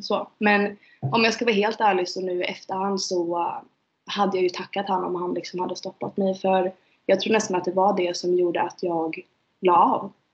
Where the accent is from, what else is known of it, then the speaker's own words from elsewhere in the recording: Umeå, Västerbotten County, Sweden; moved away; jag är från Umeå.